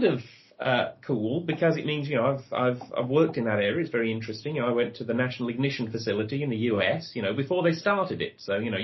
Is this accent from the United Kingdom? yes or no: yes; Birmingham, West Midlands, United Kingdom; moved away; also born or lived in St Andrews, Scotland; I was born in Birmingham, so I came from a big city